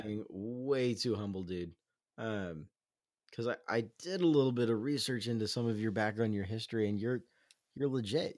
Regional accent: Southern California, United States; also born or lived in Los Angeles; now in Seattle, United States; I grew up in Southern California, little known fact, but most of my childhood was spent in a small town not too far off from Ventura

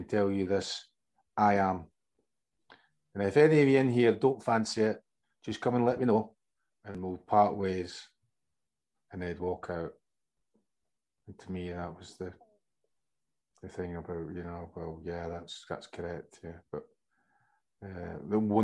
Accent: Scotland, United Kingdom; moved away; as a lad growing up in Scotland

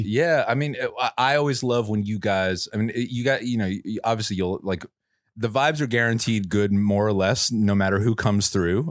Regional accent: New York, United States; moved away as an adult; now in San Francisco Bay Area, United States; I'm from New York, but I've lived in the Bay for you know, almost, almost a decade now

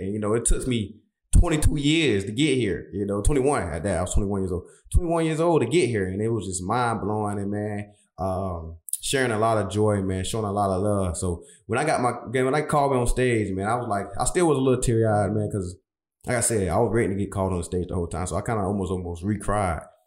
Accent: Brunswick, Georgia, United States; moved away as an adult; my hometown, Brunswick, Georgia

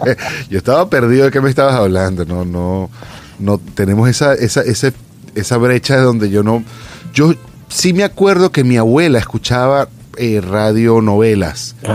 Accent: Venezuela; moved away as an adult; now in California, United States; yo me vine hace casi 10 años de Venezuela, pero tengo clarito el momento cuando me estaba montando en el avión y exactamente el momento cuando me bajé y llegué a mi aeropuerto acá en California.

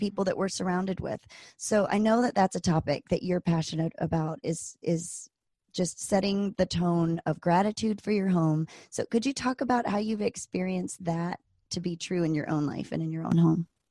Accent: East Coast, United States; moved away as an adult; also born or lived in Virginia; now in Anchorage, United States; I grew up on the East Coast and I went to school in Virginia at Virginia Tech

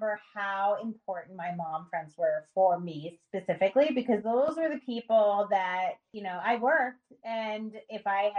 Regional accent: New York, United States; I'm from New York

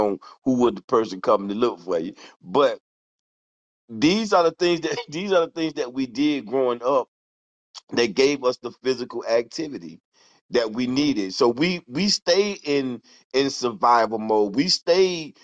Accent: Fort Pierce, Florida, United States; I'm from Fort Pierce, Florida, St. Lucie County

